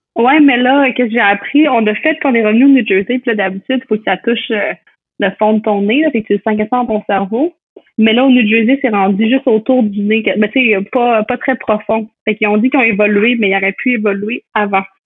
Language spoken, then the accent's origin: French; L'Ancienne-Lorette, Quebec, Canada; moved away as an adult; now in United States